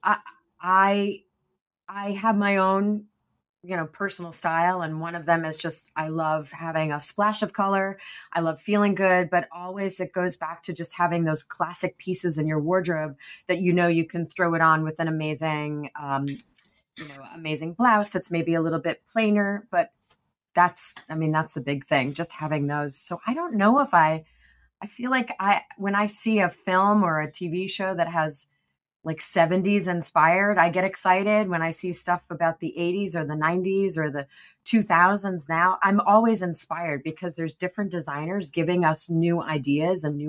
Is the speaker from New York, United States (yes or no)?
yes; New York, United States; we're both from New York